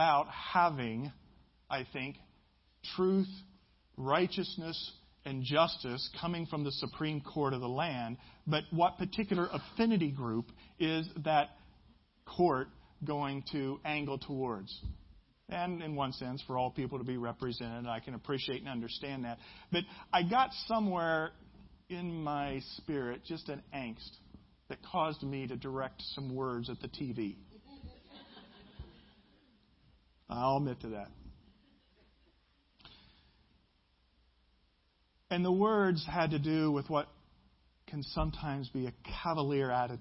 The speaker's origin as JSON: {"language": "English", "region": "Midwest", "country": "United States", "said": "I'm from the Midwest."}